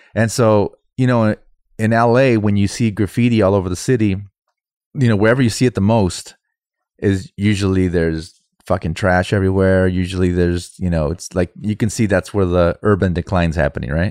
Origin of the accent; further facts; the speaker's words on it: United States; I'm fucking American